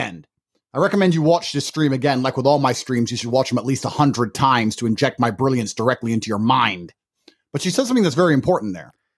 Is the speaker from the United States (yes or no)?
no; United Kingdom; I'm actually British